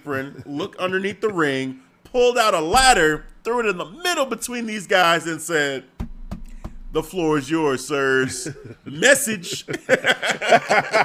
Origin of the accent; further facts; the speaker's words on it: Nigeria; being Nigerian